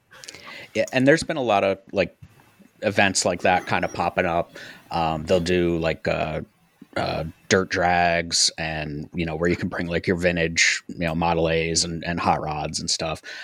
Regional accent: upstate New York, United States; moved away; I'm from upstate New York, so I've got family up there.

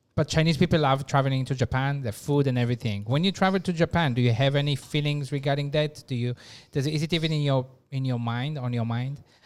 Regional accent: Israel; moved away; I'm from Israel

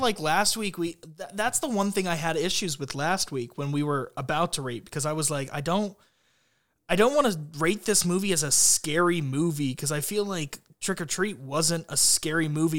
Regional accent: Columbus, Ohio, United States; my hometown

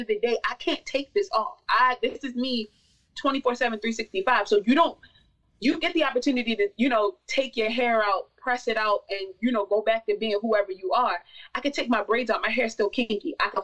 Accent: Baltimore, Maryland, United States; I'm from Baltimore, Maryland

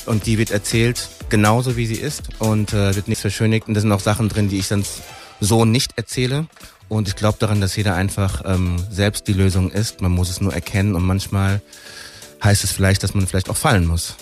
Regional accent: Frankfurt am Main, Hesse, Germany; wir sind halt hier geboren. In Frankfurter, das ist meine Stadt, das ist mein, meine Heimat

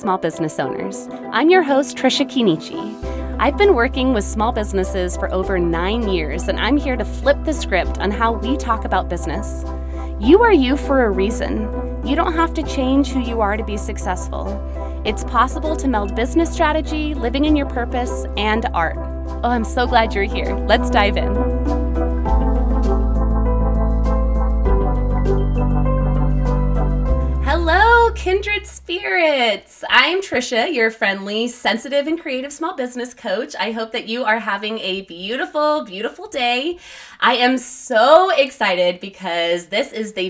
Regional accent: El Paso, Texas, United States; now in California, United States; You and I grew up together, actually. We're both from El Paso, Texas.

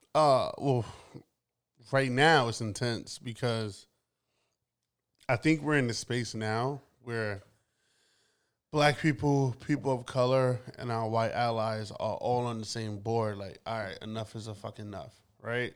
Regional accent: New York, United States; I am born and raised in Brooklyn.

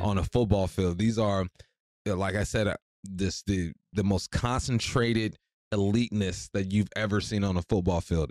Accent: Culver City, California, United States; moved away as an adult; growing up in Culver City

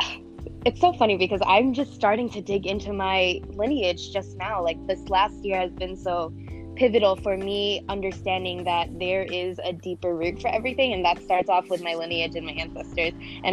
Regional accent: Chicago, Illinois, United States; also born or lived in Philippines; So I was actually born here in Chicago, and I was raised here for the most part, but I did live in the Philippines for about 5 years from the age of 6 years old until 11 years old. And then I came back here to the U.S., pretty much the same neighborhood.

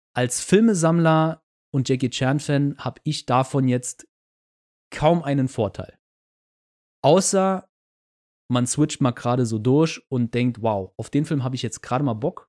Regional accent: Germany; Als Deutscher

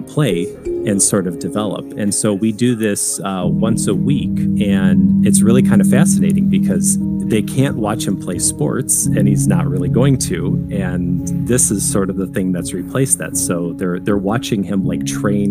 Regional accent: Michigan, United States; moved away as an adult; also born or lived in Illinois; now in Connecticut, United States; so we're originally from Michigan

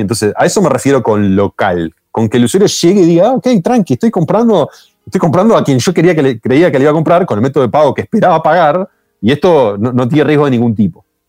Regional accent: Uruguay; los uruguayos lo asociamos

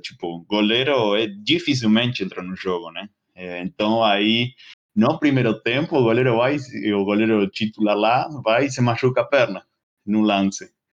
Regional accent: northern coast of Greater Buenos Aires, Buenos Aires Province, Argentina; Portuguese is a second language; moved away as an adult; now in São Paulo, Brazil; é a cidade onde eu onde eu nasci, onde moram meus pais, né? Agora é uma cidade que fica bem no, no litoral norte de Buenos Aires

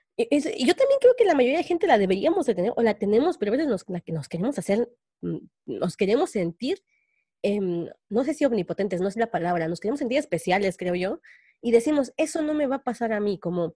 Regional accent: Mexico; los mexicanos podemos salir adelante

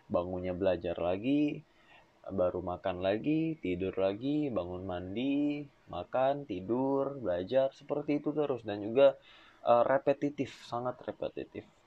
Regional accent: Penajam, East Kalimantan, Indonesia; also born or lived in Balikpapan; Aku besar di Kalimantan Timur, tepatnya di Penajam. Namun aku lahir di Balikpapan.

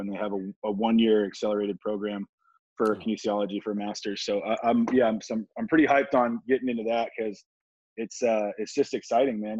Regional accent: Oceanside, California, United States; it was great growing up here

